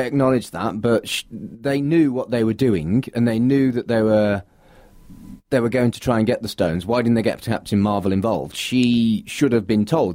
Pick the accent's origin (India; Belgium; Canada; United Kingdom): United Kingdom; me being British